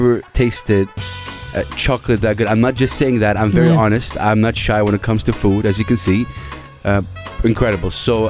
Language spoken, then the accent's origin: English; Saudi Arabia; I'm from Saudi Arabia.